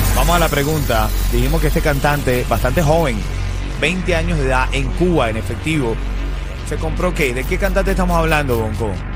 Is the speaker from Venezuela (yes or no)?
yes; Venezuela; now in Miami, United States; soy venezolano